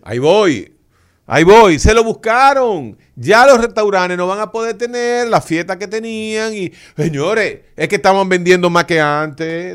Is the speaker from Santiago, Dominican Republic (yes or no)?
no; Santo Domingo Oeste, Distrito Nacional, Dominican Republic; yo que soy de Santo Domingo Oeste